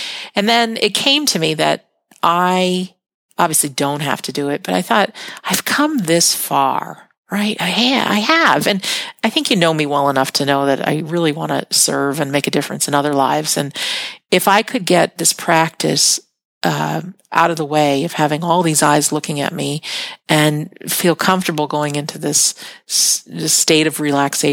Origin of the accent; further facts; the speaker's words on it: United States; I'm an American